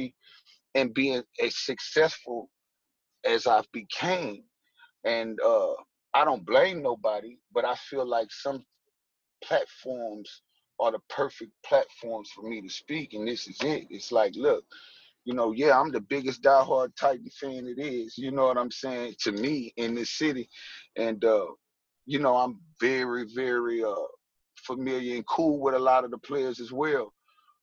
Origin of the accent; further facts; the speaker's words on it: Nashville, Tennessee, United States; I'm born and raised here from Nashville, Tennessee